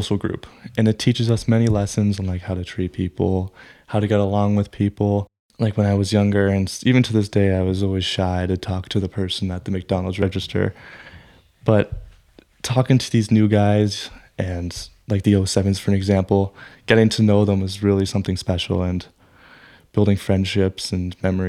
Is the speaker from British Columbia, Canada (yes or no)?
no; Newmarket, Ontario, Canada; It's my hometown, and this is where I was raised. I know this town like the back of my hand.